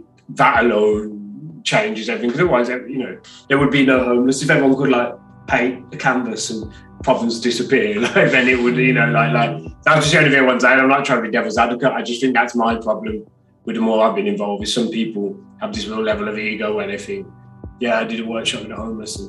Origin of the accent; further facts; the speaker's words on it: Birmingham, West Midlands, United Kingdom; from Birmingham